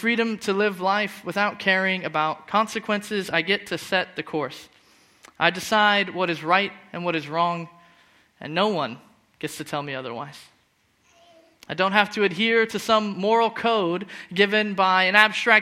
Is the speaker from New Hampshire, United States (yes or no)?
no; Phoenix, Arizona, United States; moved away as an adult; now in Scotland; I'm from Phoenix, where the weather's really hot instead of really cold, and the sun's always out